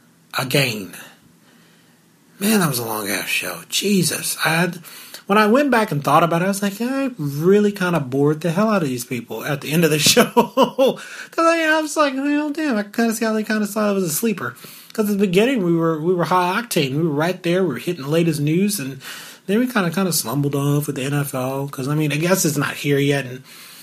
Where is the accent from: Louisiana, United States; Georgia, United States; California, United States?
Louisiana, United States; moved away; before I moved away from Louisiana